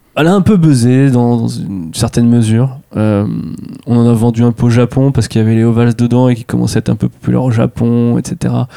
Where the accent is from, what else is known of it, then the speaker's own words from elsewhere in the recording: near Tours, Centre-Val de Loire, France; je viens de Tours, à côté, dans un petit village